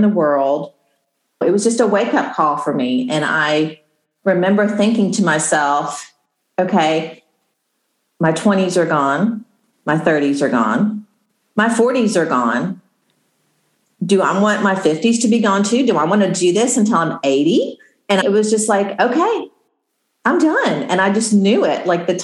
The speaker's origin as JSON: {"language": "English", "region": "Midwest", "country": "United States", "said": "I'm from the Midwest and I grew up with just a sort of a pull yourself up by your bootstraps mentality"}